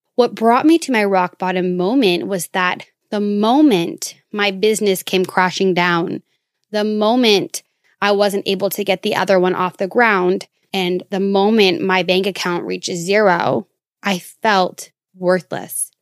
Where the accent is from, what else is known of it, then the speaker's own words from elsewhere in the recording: Minnesota, United States; moved away; my home state of Minnesota